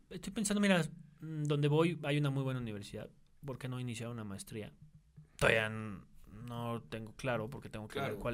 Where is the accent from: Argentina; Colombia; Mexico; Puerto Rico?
Mexico; amo mi país, México, güey, lo amo, soy mexicano.